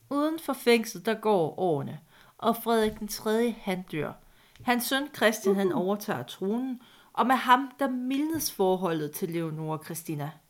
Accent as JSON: {"language": "Danish", "region": "Jutland", "country": "Denmark", "said": "Jeg er fra Jylland, så jeg er undskyldt."}